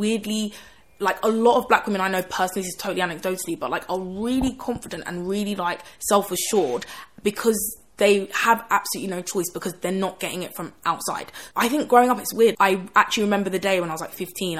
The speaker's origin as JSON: {"language": "English", "town": "Croydon", "region": "London", "country": "United Kingdom", "tie": "born or raised there", "also_born_or_lived": "Canning Town, East London", "said": "I grew up in Croydon, a really black area."}